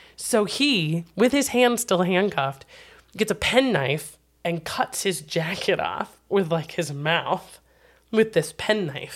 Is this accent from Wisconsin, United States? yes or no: yes; Wisconsin, United States; my home state